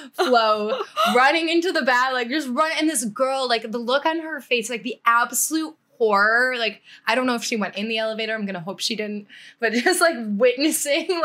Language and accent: English; United States; as an American